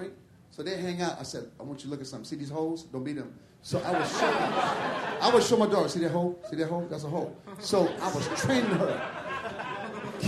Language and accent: English; Michigan, United States; I'm from Michigan.